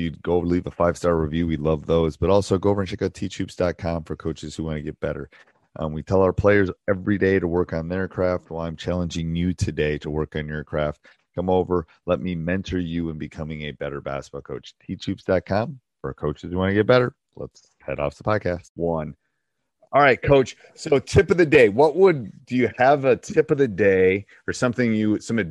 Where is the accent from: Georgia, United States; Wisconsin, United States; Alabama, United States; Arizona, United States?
Wisconsin, United States; I'm from Wisconsin.